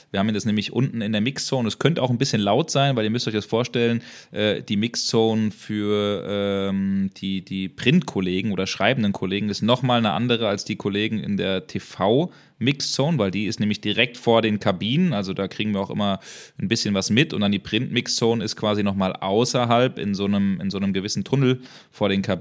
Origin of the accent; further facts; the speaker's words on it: Bremen, Germany; ja gut, Werder Bremen ist meine Jugendliebe. Ich bin Bremer